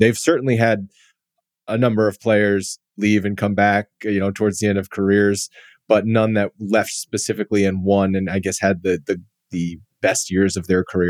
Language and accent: English; United States; Also, I'm an American.